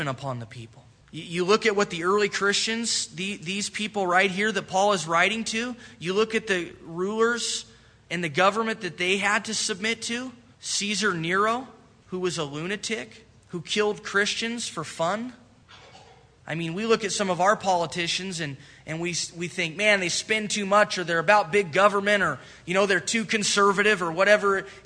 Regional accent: United States

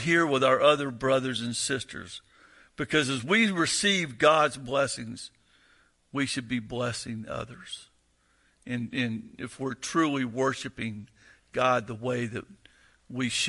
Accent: the South, United States; I'm from the South

